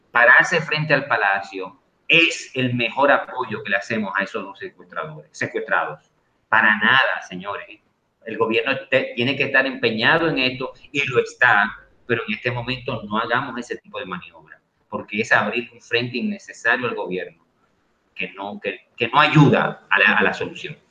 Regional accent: Dominican Republic; nosotros como dominicanos

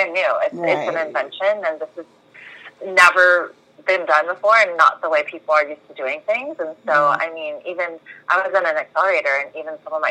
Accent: Bay Area, California, United States; now in Southern California, United States; We're in Southern California, but I am from the Bay Area.

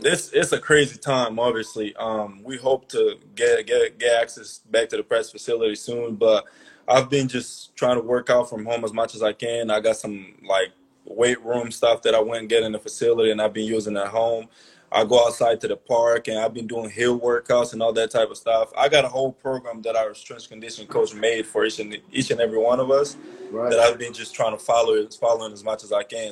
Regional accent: Angola; moved away as an adult; also born or lived in Maryland; a kid like me growing up in Angola

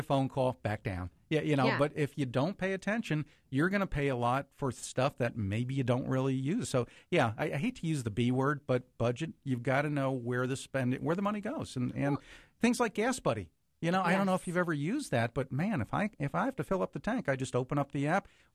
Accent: New Jersey, United States; now in Cincinnati, United States; I still keep in touch with friends that I grew up with, because I grew up in New Jersey

